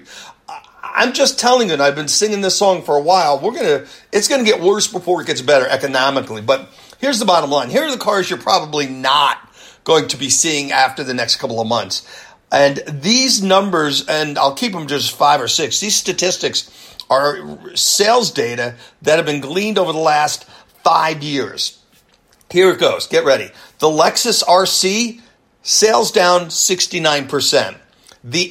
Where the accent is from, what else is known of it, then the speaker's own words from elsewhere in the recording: New York, United States; I'm from New York